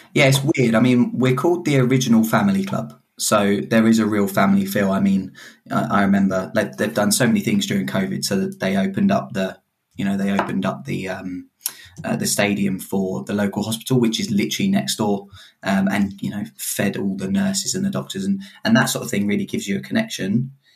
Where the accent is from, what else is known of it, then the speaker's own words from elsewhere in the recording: Hemel Hempstead, East of England, United Kingdom; I'm from Hemel Hempstead